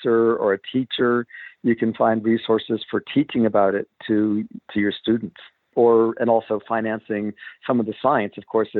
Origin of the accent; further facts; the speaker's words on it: East Coast, United States; I grew up on the East Coast